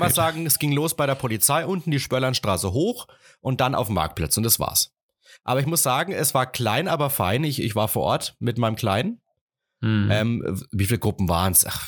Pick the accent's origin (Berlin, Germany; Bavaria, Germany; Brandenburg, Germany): Bavaria, Germany; Rhön-Grabfeld; also born or lived in Martinroda / Ilmenau; bei uns in Rögrabfeld